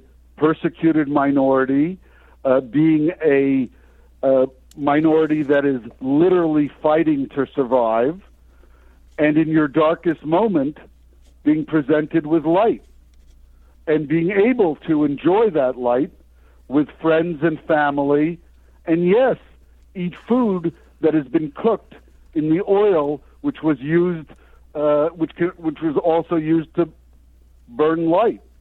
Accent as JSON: {"language": "English", "country": "United States", "tie": "born or raised there", "also_born_or_lived": "Vermont", "said": "growing up in the United States"}